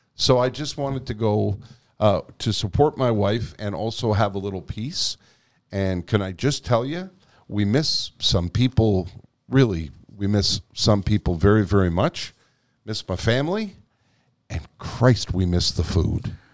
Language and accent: English; Quebec, Canada; first language English; I was born here. I was educated in English here